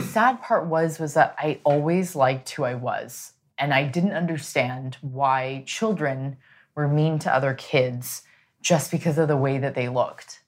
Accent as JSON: {"language": "English", "town": "San Diego", "region": "California", "country": "United States", "tie": "born or raised there", "said": "I was raised in San Diego, which was predominantly Hispanic and white"}